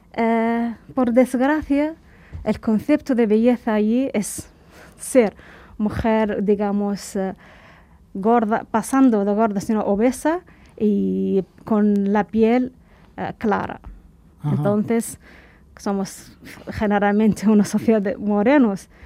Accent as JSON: {"language": "Spanish", "country": "Cuba", "tie": "born or raised there", "also_born_or_lived": "Dakhla, Western Sahara", "moved": "as an adult", "said": "hemos pasado eh, nuestra adolescencia, juventud, hemos formado nuestra personalidad allí"}